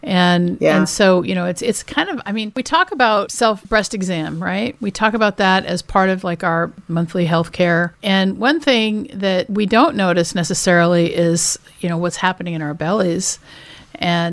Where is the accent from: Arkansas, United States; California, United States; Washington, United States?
Washington, United States; I grew up in Washington State, not too far from Canada